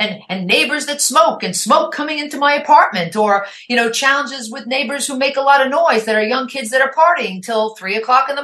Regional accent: New York, United States; accent: New York; moved away as an adult; also born or lived in New Jersey; now in Oregon, United States; I grew up in New York. I was born in New York. I'm a New York girl. I mean, if you're listening to my podcast, you know the accent's there

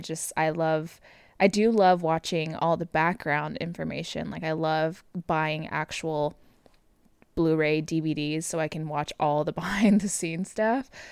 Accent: Southern California, United States; moved away as an adult; now in Oklahoma, United States; born and raised in Southern California

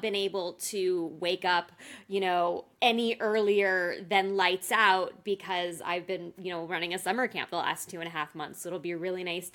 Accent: United States; as an American

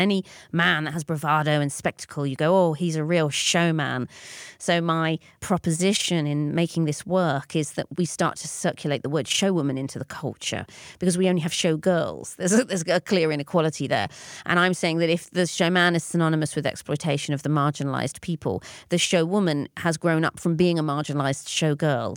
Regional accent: London, United Kingdom; I grew up in North London

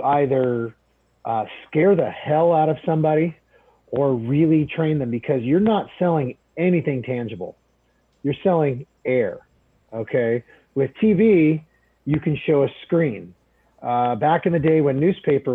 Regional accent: Portland, Oregon, United States; now in Beaverton, United States; I grew up in Southwest Portland

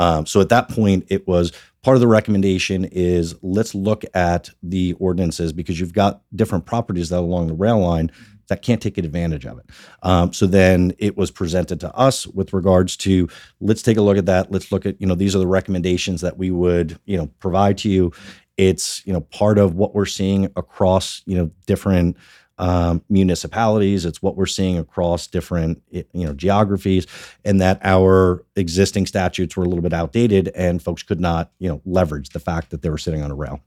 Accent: Sparta, New Jersey, United States; also born or lived in Washington, D.C. / Northern Virginia / South Florida; I grew up in Sparta, so born and bred in Sparta, spent most of, uh, our, my life and, uh, certainly my childhood.

